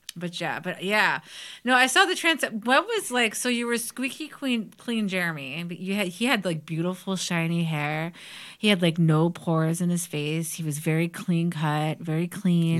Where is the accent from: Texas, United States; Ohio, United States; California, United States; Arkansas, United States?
Ohio, United States; Parma; I grew up in Parma